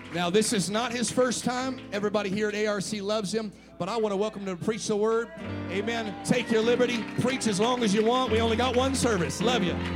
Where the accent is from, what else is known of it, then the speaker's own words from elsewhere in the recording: United States; I'm from Washington.